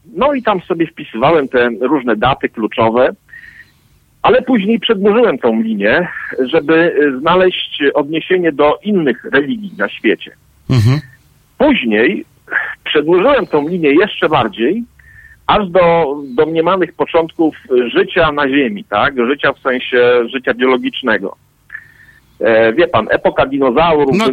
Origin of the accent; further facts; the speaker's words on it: Poland; ja oczywiście wychowałem się w Polsce